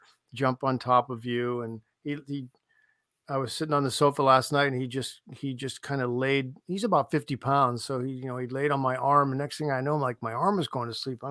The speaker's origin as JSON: {"language": "English", "town": "Canton", "region": "Ohio", "country": "United States", "tie": "born or raised there", "said": "I'm from Canton"}